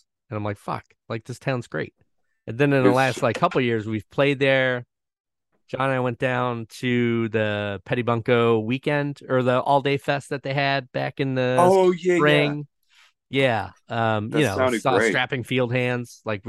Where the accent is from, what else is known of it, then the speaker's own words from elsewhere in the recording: Scranton, Pennsylvania, United States; I grew up in Scranton.